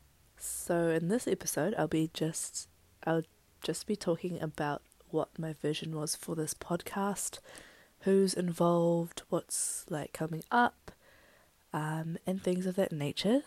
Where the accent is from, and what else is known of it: Wellington, New Zealand; born or raised there; also born or lived in Philippines